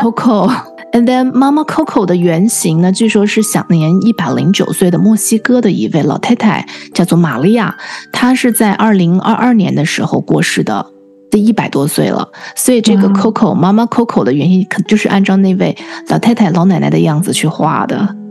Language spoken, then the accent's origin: Chinese; China; moved away; 我们中国人可能叫灵堂